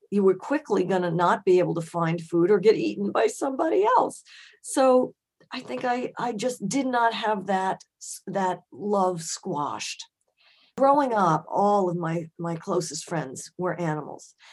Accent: Germany; born there; I was born in Germany, and they took me to the Frankfurt Zoo.

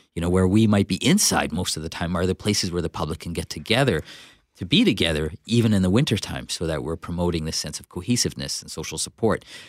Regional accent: Winnipeg, Manitoba, Canada; I'm from Winnipeg, South Winnipeg. Um, but because I'm a person of color, the automatic perception is that I'm not local, even though I am

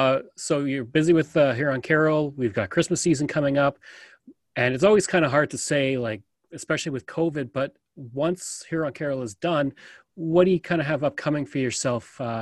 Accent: Calgary, Alberta, Canada; also born or lived in High River / Edmonton area; now in Edmonton, Canada; Actually, I was born in Calgary, and I used to live in High River for a time, but I'm actually located just on an acreage just southwest of Edmonton.

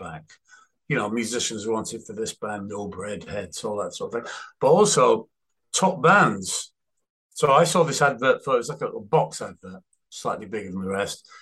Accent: Manchester, North West England, United Kingdom; moved away as an adult; also born or lived in London; I'm from Manchester

